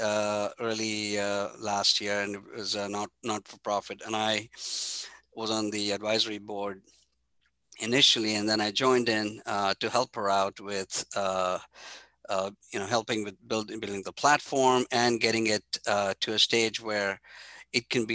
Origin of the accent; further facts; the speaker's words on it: India; I grew up in India with a very humble family